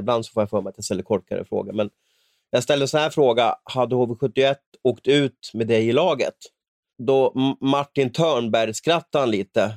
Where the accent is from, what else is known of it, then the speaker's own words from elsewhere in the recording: Stockholm, Stockholm County, Sweden; min uppväxt på Västerort i, i Stockholm